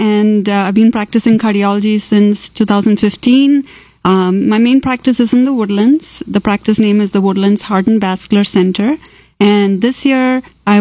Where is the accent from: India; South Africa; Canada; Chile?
India; Kerala; first language Malayalam; English is a second language; moved away as an adult; also born or lived in Tamil Nadu, India; now in Texas, United States; I grew up in Kerala